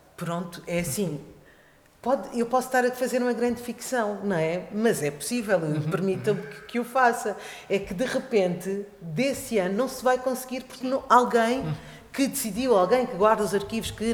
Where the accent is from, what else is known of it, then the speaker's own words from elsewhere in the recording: Portugal; also born or lived in Africa; eu trabalho muito, tenho trabalhado nos últimos anos muito em África, onde eu nasci, mas que toda a minha vida eu vivi em Portugal